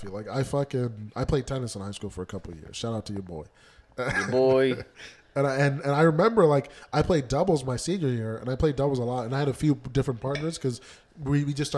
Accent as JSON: {"language": "English", "region": "Minnesota", "country": "United States", "tie": "born or raised there", "also_born_or_lived": "Phoenix", "said": "I grew up in Minnesota pretty much my whole life"}